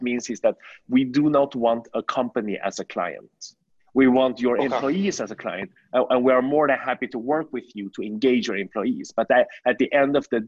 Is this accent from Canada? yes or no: no; Sweden; moved away as an adult; also born or lived in China / New York, United States; now in Shanghai, China; I was born in China. I moved to Sweden when I was 6 years old.